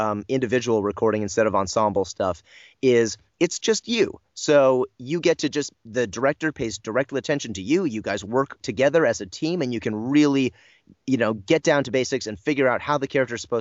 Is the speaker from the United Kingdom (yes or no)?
no; United States; as an American